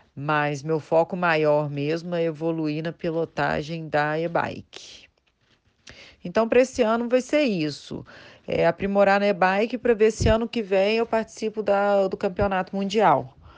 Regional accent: Belo Horizonte, Minas Gerais, Brazil; eu sou de Belo Horizonte, eu estou com 39 anos

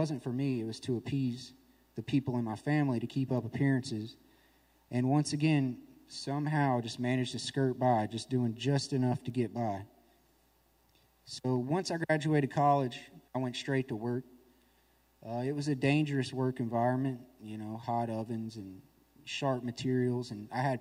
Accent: Nashville, Tennessee, United States; I'm from Nashville, Tennessee

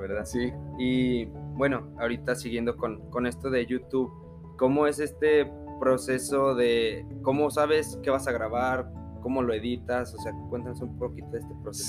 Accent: Mexico; nosotros como mexicanos

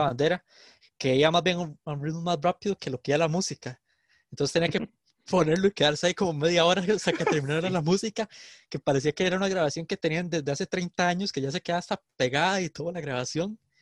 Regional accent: San José, Costa Rica; yo soy de San José

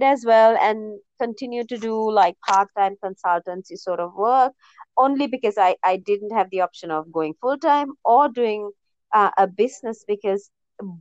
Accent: Sri Lanka; moved away as an adult; also born or lived in United States; I'm born and raised in Sri Lanka, a tiny island south of the Indian Ocean.

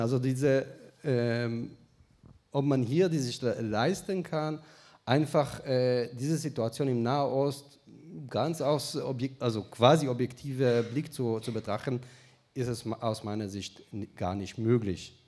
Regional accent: Israel; moved away; ich sage dir als Israeli

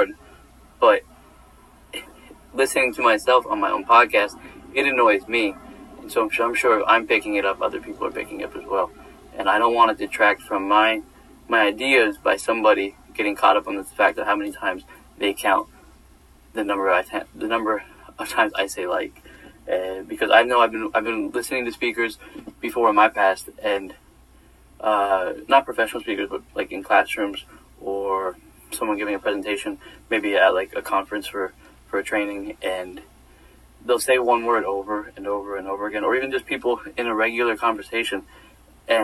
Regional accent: New York, United States; living home at New York for the summer

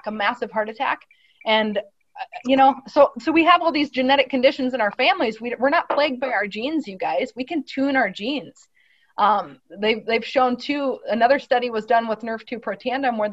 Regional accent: Midwest, United States; growing up in the Midwest

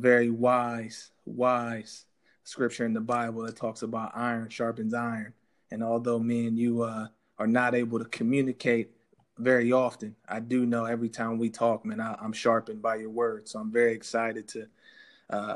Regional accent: Ohio, United States; We're both from Ohio

